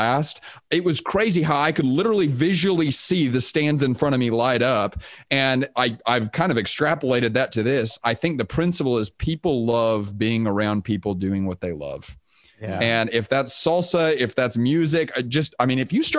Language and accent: English; Houston, Texas, United States; also born or lived in Austin, Texas; I grew up in Texas. I grew up in Houston, Texas